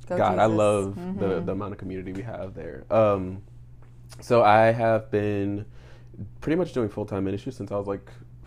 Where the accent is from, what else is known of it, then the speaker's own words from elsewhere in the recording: New Orleans, Louisiana, United States; like I said, I'm 27 years old. I am originally from New Orleans, Louisiana.